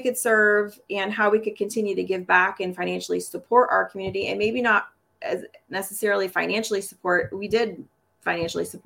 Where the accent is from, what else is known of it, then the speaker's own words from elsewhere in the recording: Topeka, Kansas, United States; also born or lived in Wisconsin / Montana / California; from Topeka, Kansas. I've been a Kansas girl most of my life, but Topeka is home, but we've also lived in Wisconsin, Montana, and California